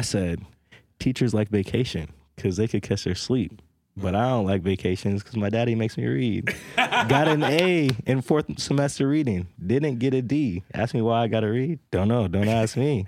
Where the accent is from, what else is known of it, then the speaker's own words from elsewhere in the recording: North Platte, Nebraska, United States; I grew up, I was born and raised in North Platte, Nebraska.